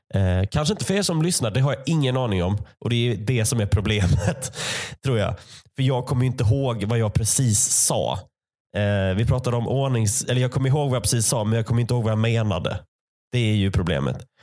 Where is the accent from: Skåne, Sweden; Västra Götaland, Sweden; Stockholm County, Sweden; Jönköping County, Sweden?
Skåne, Sweden; Malmö; moved away; Jag växte upp i Malmö